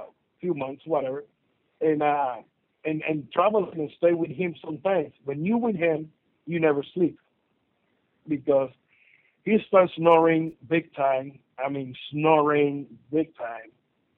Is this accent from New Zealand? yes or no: no; Puerto Rico; I'm from Puerto Rico, it's an island.